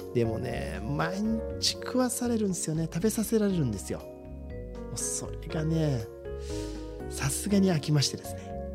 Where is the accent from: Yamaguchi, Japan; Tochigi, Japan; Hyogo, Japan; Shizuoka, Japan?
Shizuoka, Japan; 私たち静岡人って雪に縁がない